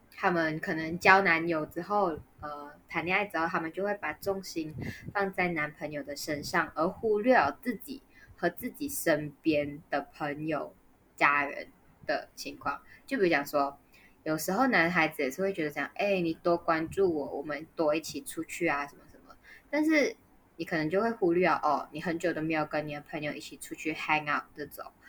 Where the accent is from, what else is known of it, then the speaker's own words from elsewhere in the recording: Malaysia; 我们是马来西亚人